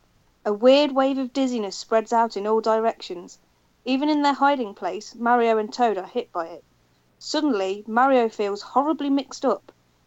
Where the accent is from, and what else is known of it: United Kingdom